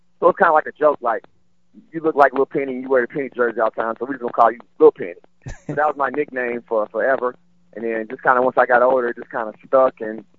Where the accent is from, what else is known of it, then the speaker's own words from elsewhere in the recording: Memphis, Tennessee, United States; also born or lived in Nashville, Tennessee; I was born and raised in Memphis, Tennessee, and me and my family moved to Nashville, Tennessee, when I was about 11 years old.